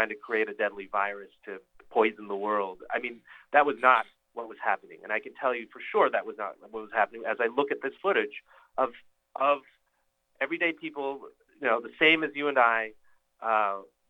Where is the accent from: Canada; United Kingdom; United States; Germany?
Canada; I'm Chinese-Canadian. Parents are from Taipei, Taiwan, and my father's from Shanghai. So culturally my roots are connected to the country of China. But I grew up in the West